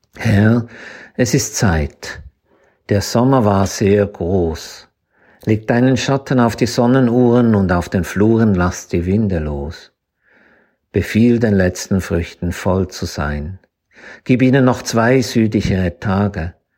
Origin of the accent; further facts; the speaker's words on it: Zürcher Weinland, Stammertal, Zurich, Switzerland; Ich bin nämlich aufgewachsen im Zürcher Wieland, im Stammertal